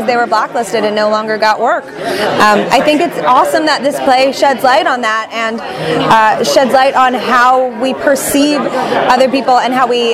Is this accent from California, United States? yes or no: yes; Los Angeles, California, United States; also born or lived in Israel / New York; I was born in Israel. I moved to the States when I was 3. My parents are Soviet immigrants, so we moved to Los Angeles when I was 3 years old. That's where I was raised.